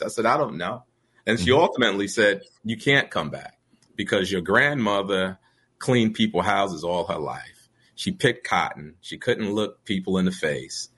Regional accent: New York City, New York, United States; also born or lived in Brooklyn; It's literally a mile away from where I grew up in the projects.

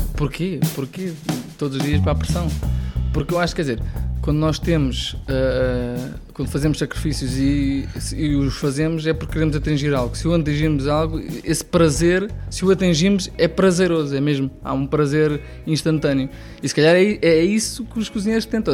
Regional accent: Ribamar, Lisbon, Portugal; eu nasci em Ribamar da Lourinha, portanto, a, a um, é um quilómetro do mar

